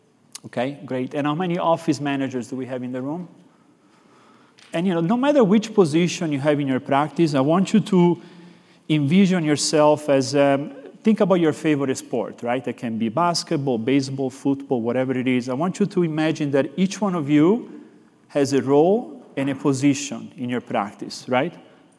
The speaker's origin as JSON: {"language": "English", "town": "Florence", "region": "Tuscany", "country": "Italy", "accent": "Italian", "second_language": "English", "said": "I'm actually from Florence, Italy, so I have this little bit of an accent"}